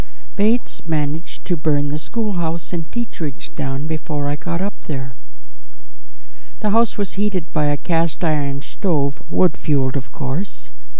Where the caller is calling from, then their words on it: Toronto, Ontario, Canada; I'm podcasting from Toronto, Ontario, Canada.